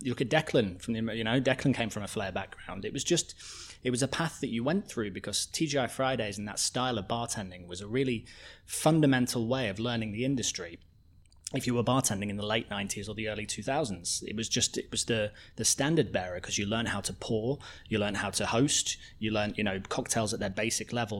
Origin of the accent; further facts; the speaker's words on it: Coventry, West Midlands, United Kingdom; also born or lived in Edinburgh; now in London, United Kingdom; growing up in Coventry, Coventry is just like nineteen fifties cement buildings